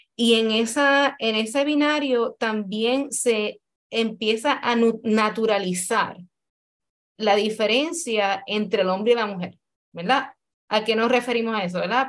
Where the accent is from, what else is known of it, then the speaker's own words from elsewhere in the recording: Puerto Rico; Como, como mujer puertorriqueña